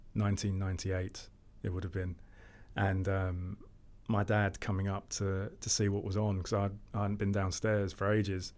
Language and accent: English; London, United Kingdom; I grew up in Lewisham, Southeast London